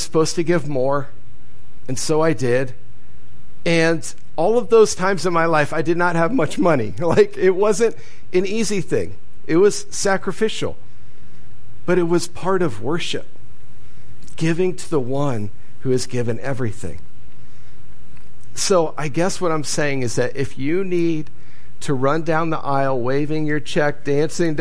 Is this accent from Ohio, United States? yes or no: yes; Ohio, United States; moved away; I grew up in Ohio